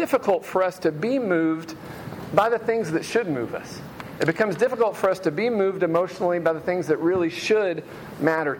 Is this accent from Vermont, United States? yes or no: no; Memphis, Tennessee, United States; When I was a kid, I grew up in Hickory Hill near Crump Elementary